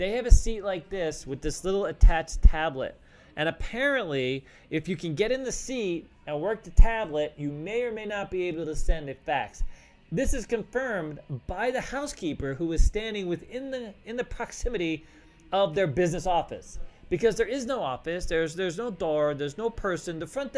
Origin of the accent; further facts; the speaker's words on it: Colorado, United States; Because absolutely, coming to town, I'm from Colorado, and when I get to Vegas